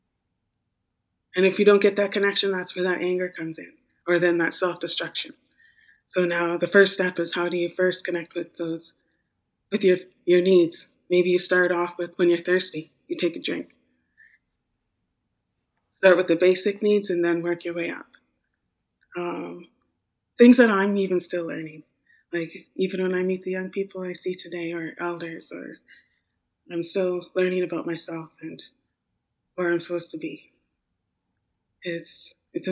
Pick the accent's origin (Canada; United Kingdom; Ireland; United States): Canada; Wet'suwet'en Nation, northern British Columbia; moved away as an adult; also born or lived in Vancouver Island; I'm from the Wet'suwet'en Nation in northern British Columbia